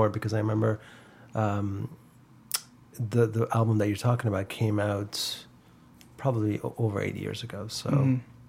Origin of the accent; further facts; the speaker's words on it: London, Ontario, Canada; also born or lived in Iran; now in Toronto, Canada; No. I was born in London, Ontario.